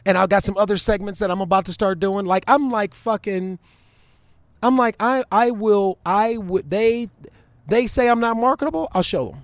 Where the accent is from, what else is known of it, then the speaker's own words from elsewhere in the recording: Cleveland, Ohio, United States; moved away; I was from Cleveland